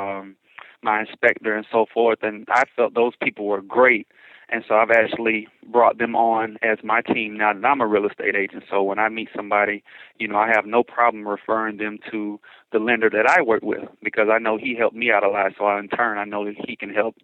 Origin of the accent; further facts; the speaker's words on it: Atlanta, Georgia, United States; moved away as an adult; now in Chicago, United States; I'm originally from Atlanta, Georgia